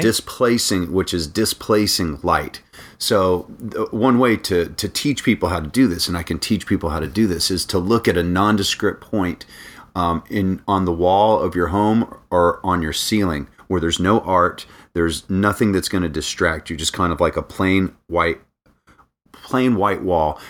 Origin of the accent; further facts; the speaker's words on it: Daytona Beach, Florida, United States; also born or lived in North Carolina; now in Orlando, United States; I grew up in Daytona Beach. So, I'm from the beach